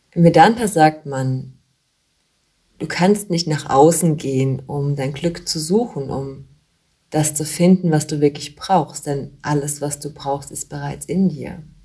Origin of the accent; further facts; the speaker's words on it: Bavaria, Germany; bei uns in Bayern